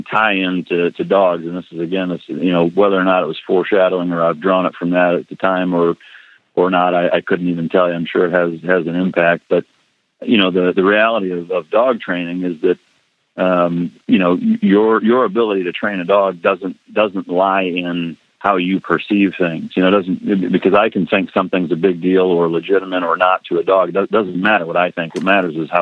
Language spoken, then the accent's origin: English; Iowa, United States; moved away; growing up in Iowa